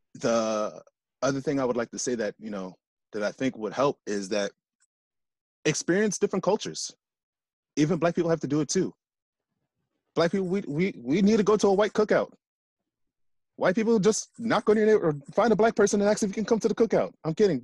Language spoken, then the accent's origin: English; United States; I grew up here in the States